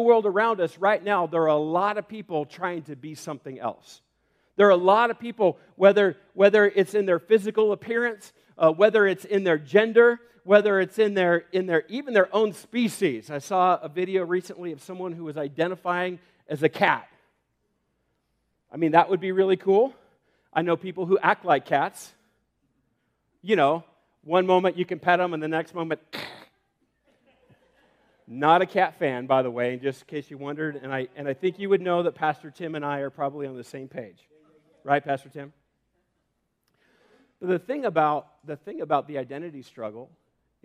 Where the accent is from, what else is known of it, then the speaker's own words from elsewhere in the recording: Homedale, Idaho, United States; I grew up in Homedale and had a lot of great friends